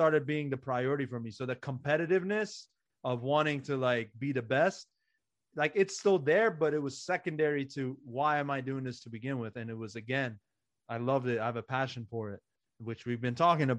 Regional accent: Iran; now in United States; growing up in Iran, basketball wasn't even a thing. So I didn't even have like a childhood to be surrounded by the game.

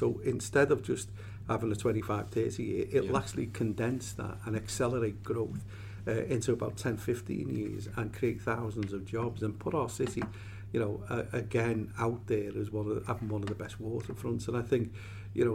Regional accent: Liverpool, North West England, United Kingdom; As a youngster growing up in Liverpool in a soccer mad city, you know, my family were all Evertonians

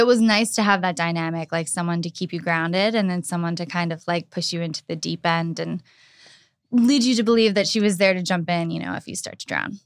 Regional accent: Pittsburgh, Pennsylvania, United States; moved away as an adult; now in West Hollywood, United States; I was born and raised in Pittsburgh, Pennsylvania

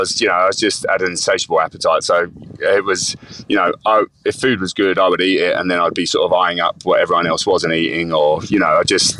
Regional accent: London, United Kingdom; accent: Cockney; So I grew up in London, you know, working class, sort of, you know, Cockney family living in the East End of London.

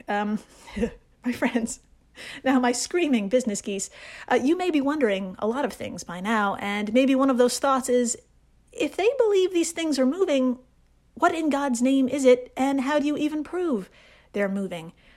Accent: Brooklyn, New York, United States; I'm from Brooklyn.

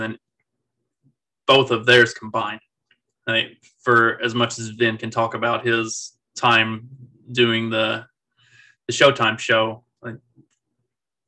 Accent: Kentucky, United States; now in Indiana, United States; I'm from Kentucky

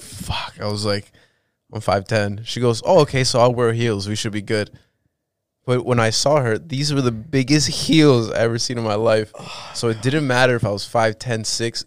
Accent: Ecuador; moved away; I'm from South America.

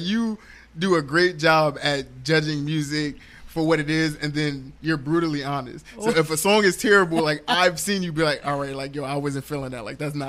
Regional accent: New York City, New York, United States; I'm from Brooklyn

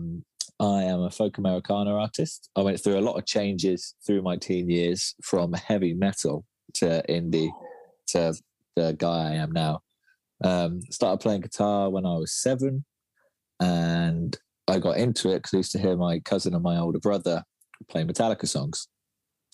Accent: Felixstowe, East of England, United Kingdom; moved away as an adult; also born or lived in London; my hometown. It's called Felixstowe. It's a little seaside town

